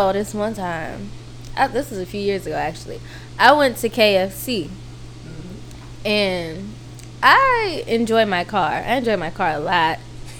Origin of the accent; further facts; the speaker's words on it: California, United States; Are you just doing this because I'm from the Bay?